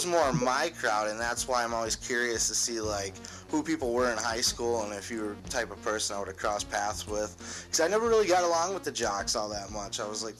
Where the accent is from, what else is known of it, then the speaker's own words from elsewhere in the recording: Escanaba, Michigan, United States; I'm from the UP too. When I was, I grew up in Escanaba